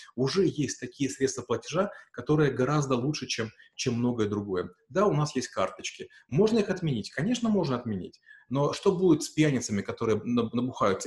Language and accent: Russian; Ukraine; moved away as an adult; now in Russia; Я украинец, я в России живу уже там 8 лет